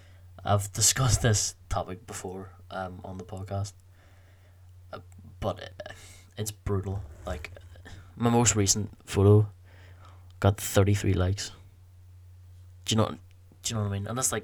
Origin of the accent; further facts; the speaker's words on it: Belfast, Northern Ireland, United Kingdom; The podcast would be called Belfast's Finest, because we're both from Belfast